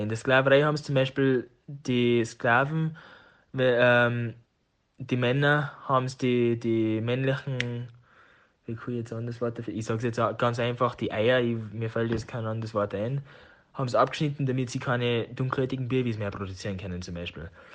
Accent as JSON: {"language": "German", "region": "Tyrol", "country": "Austria", "also_born_or_lived": "United States", "accent": "Tiroler Dialekt", "moved": "as an adult", "said": "meinem Tiroler Dialekt. Da habe ich halt eine lange Zeit verbracht"}